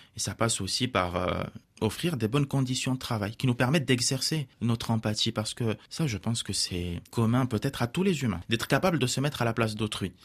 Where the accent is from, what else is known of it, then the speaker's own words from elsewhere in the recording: Morocco; French is a second language; now in France; je suis né au Maroc, j'ai grandi au Maroc